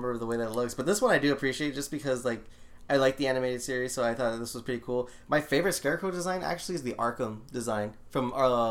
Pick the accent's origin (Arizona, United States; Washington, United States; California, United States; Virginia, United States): Arizona, United States; Phoenix; we grew up in South Phoenix